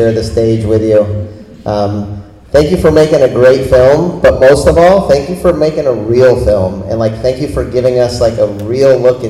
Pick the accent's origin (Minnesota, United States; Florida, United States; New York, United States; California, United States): Florida, United States; I was a Grom, I grew up here in Florida